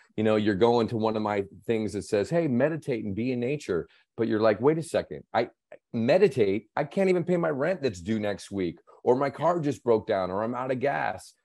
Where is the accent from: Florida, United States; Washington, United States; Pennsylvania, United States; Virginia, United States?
Washington, United States; Seattle; moved away; also born or lived in Las Vegas; I grew up in, I grew up in Seattle